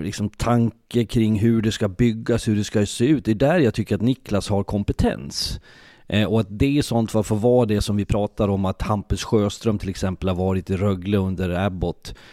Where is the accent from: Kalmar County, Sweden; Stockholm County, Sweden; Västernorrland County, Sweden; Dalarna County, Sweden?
Dalarna County, Sweden; Leksand; Jag är född och uppvuxen i Leksand, bor i Leksand